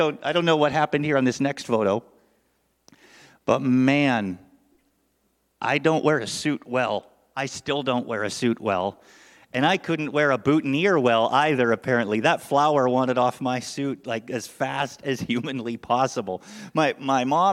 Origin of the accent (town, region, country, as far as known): Canada; born or raised there; moved away as an adult; now in United States